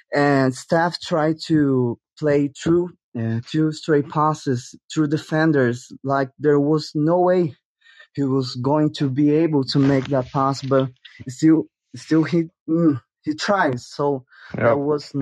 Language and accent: English; Brazil; I'm from Brazil